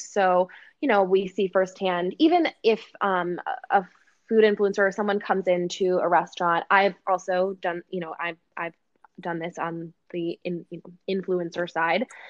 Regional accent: Oshkosh, Wisconsin, United States; in the middle of my hometown in oshkosh wisconsin

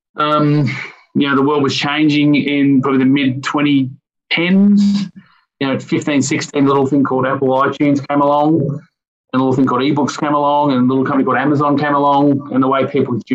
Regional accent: Victoria, Australia; also born or lived in Melbourne; born and bred in Victoria, and grown up in a strong Christian home all my life. Grew up in around Wandon as a young kid

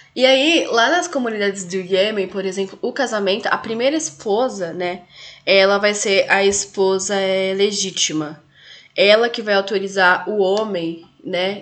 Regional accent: Brazil; enquanto brasileira, enquanto mulher latino-americana

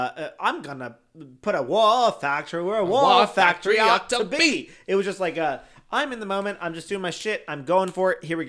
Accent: Chicago, Illinois, United States; Bitch, I'm from Chicago.

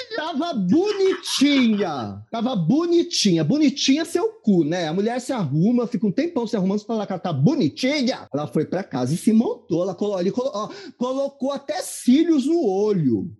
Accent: Mauá, São Paulo, Brazil; eu sou de Mauá

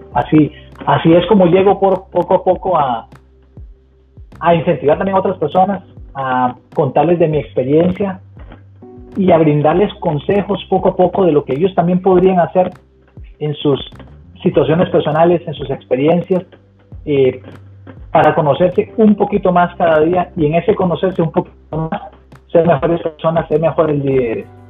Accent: Costa Rica; moved away as an adult; now in Cincinnati, United States; soy 100% tico, muy orgulloso

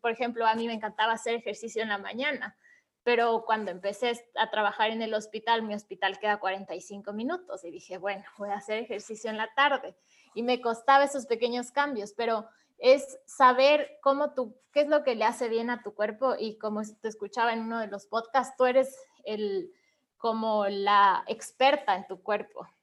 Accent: Ibarra, Imbabura, Ecuador; Yo también soy de Ecuador, soy de una ciudad que se llama Ibarra, que es más pequeñita que Quito

